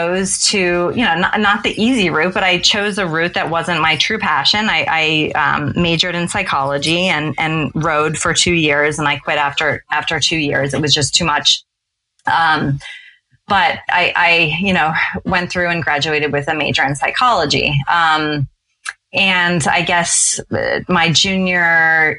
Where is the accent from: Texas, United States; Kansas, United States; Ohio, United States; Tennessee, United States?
Ohio, United States; Cincinnati; moved away as an adult; also born or lived in Stamford, Connecticut / Norwalk, Connecticut / Boston, Massachusetts; We were there as a family from age 5 to age 18